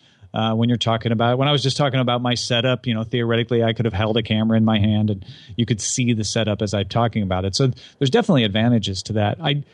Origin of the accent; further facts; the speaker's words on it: Illinois, United States; He's from Southern Illinois. I'm from Southern Illinois, so there's a little bit of a local connection there.